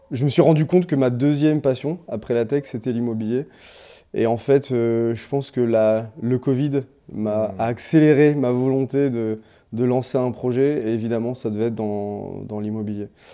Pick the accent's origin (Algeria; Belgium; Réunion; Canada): Réunion; moved away; je suis né, j'ai grandi à La Réunion